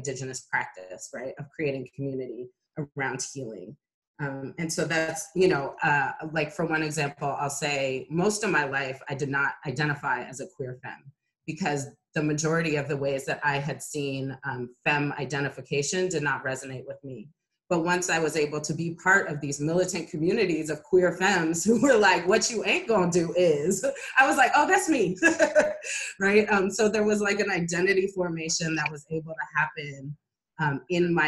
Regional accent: Oakland, California, United States; since I was born in Oakland

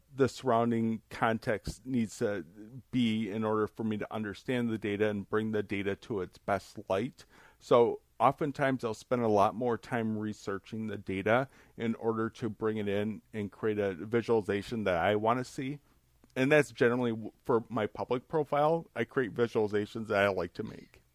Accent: near Chicago, Illinois, United States; I was growing up near Chicago

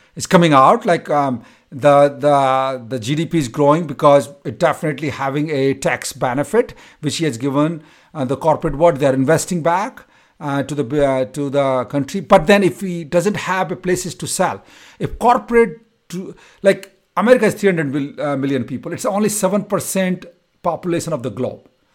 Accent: India; moved away as an adult; now in United States; from my college to my hometown, it used to take me six to seven hours to travel

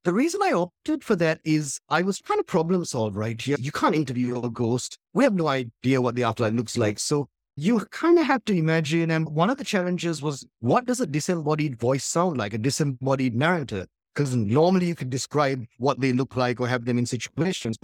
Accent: Colombo, Western Province, Sri Lanka; English-speaking, middle-class family in Colombo during this terrible war

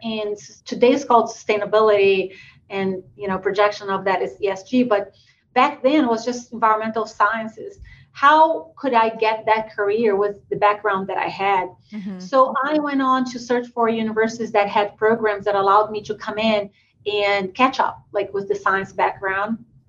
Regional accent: Brazil; born or raised there; English is a second language; moved away

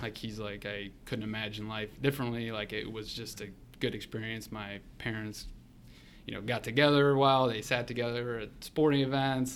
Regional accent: North Royalton, Ohio, United States; now in Columbus, United States; born and raised in the Cleveland area, North Royalton

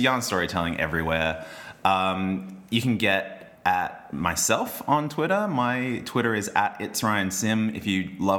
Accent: Logan, Queensland, Australia; I grew up in Logan.

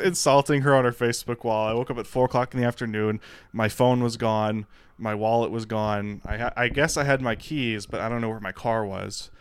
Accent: Detroit, Michigan, United States; moved away as an adult; also born or lived in Austin / Los Angeles / New York City; Born and raised in Detroit, so alcoholism was around my enti-, my family my entire life

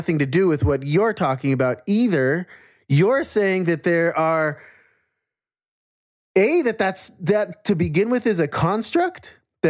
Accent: Jerusalem, Jerusalem District, Israel; also born or lived in Arapaho, Ute, and Cheyenne lands (Colorado, US); now in United States; I grew up in Jerusalem, the birthplace of the patriarchy

